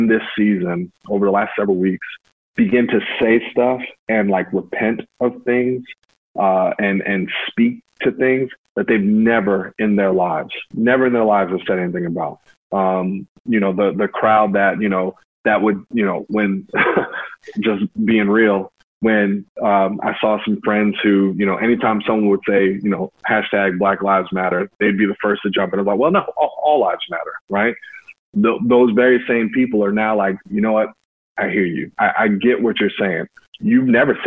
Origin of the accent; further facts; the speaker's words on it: Hamlet, North Carolina, United States; moved away as an adult; also born or lived in Winston-Salem, North Carolina; I grew up in Hamlet, North Carolina